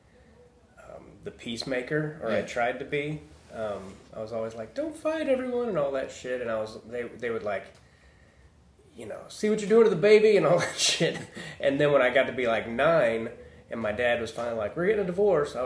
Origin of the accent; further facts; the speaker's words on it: Overland Park, Lenexa, Shawnee, Kansas, United States; now in Los Angeles, United States; I grew up in Overland Park or Lenexa, Shawnee.